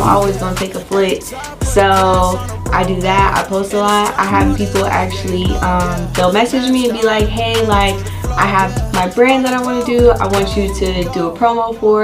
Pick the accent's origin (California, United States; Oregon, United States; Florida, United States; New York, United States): Florida, United States; Jacksonville; moved away as an adult; also born or lived in St. Louis / Warner Robins; now in Macon, United States; I grew up in Grand Park. That's my hood